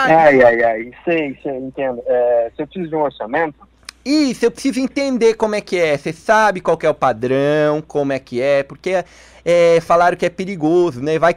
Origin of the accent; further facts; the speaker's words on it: São Paulo, Brazil; now in Curitiba, Brazil; Eu, eu sou de São Paulo, mas agora eu tô aqui em Curitiba.